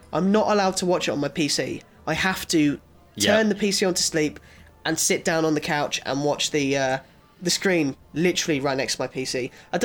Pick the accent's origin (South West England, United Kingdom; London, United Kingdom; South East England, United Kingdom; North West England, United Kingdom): South East England, United Kingdom; Copthorne; also born or lived in Guildford; I know the area really well. Of course, I've grown up around here